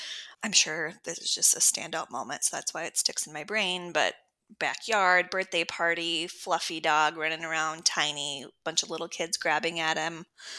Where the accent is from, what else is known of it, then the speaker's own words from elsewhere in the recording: Minneapolis, Minnesota, United States; So I was born in Minneapolis. I have always lived nearby. I went up north to Bemidji for college, but came back down.